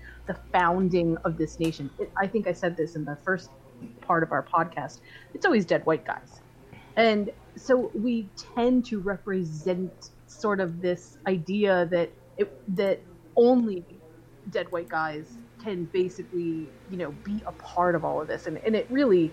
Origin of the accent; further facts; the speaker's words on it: East Coast, United States; I was raised on the East Coast.